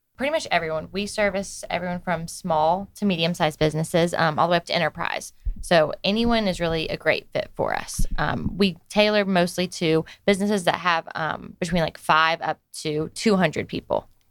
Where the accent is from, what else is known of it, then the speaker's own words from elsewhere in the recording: Snellville, Georgia, United States; I am from Snellville. Okay. Originally, so I've grown up around around Gwinnett my whole life